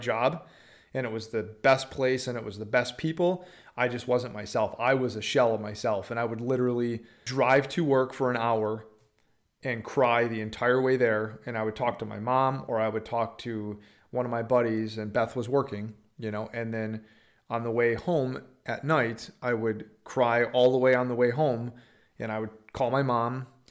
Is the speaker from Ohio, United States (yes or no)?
no; Upper Peninsula, Michigan, United States; moved away as an adult; also born or lived in Green Bay, Wisconsin; now in Texas, United States; I'm from the Upper Peninsula, Michigan, like three hours south of the Canadian border, uh, one stoplight town